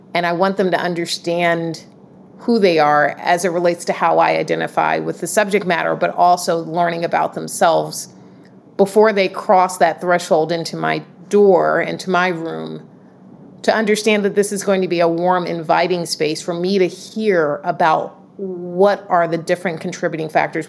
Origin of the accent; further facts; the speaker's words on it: Atlanta, Georgia, United States; now in Boston, United States; born and raised in Atlanta, Georgia, and the, the South